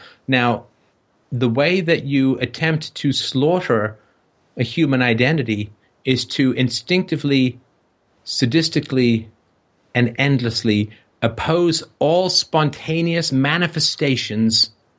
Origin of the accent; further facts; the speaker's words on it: Ireland; You son of a bitch, don't you know I'm Irish?